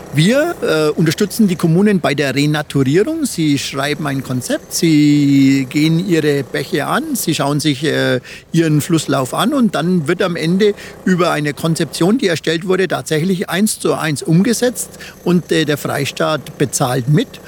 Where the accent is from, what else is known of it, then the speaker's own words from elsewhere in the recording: Franconia, Bavaria, Germany; meine Heimat, da ist die Regnitz, Rednitz, der Main